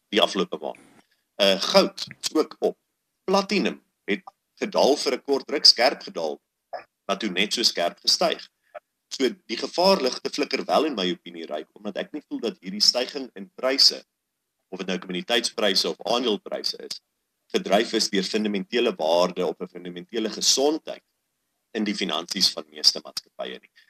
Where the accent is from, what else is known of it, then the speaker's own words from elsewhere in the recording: South Africa; ons as Suid-Afrikaners